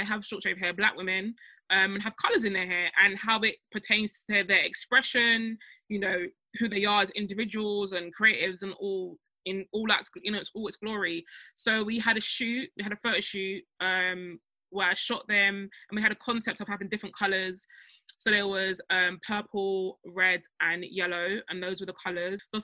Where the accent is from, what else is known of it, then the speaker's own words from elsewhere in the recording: Nigeria; now in United Kingdom; I'm Nigerian